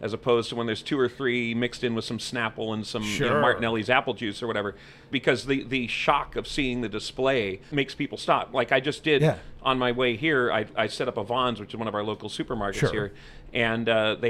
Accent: Palos Verdes, California, United States; I grew up in Palos Verdes, California, South Bay.

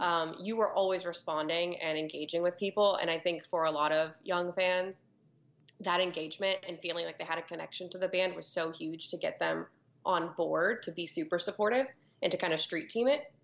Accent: Florida, United States; growing up for me, it's a little cliché because of Florida

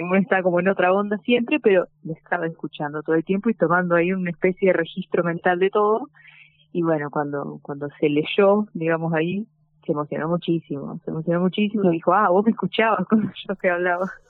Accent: Argentina; nuestra identidad como argentinos

